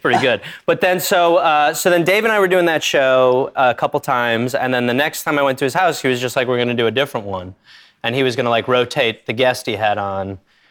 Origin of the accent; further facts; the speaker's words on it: Milwaukee, Wisconsin, United States; Wisconsin, Milwaukee, Wisconsin.